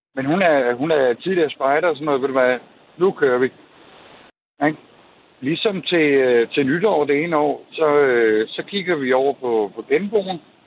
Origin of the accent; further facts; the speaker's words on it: Copenhagen, Capital Region of Denmark, Denmark; moved away; also born or lived in Greve / Jutland / Grænsted; jeg er jo oprindelig fra, jeg er født på Vesterbro